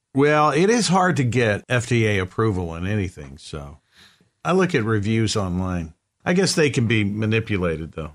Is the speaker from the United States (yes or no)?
yes; the South, United States; I grew up in the South.